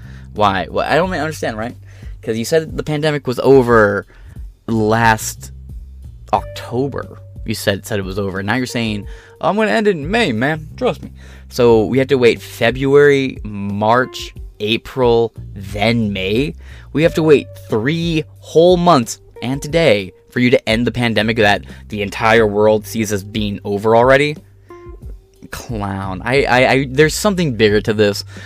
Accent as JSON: {"language": "English", "region": "Michigan", "country": "United States", "said": "in Detroit, you know, in my home state of Michigan"}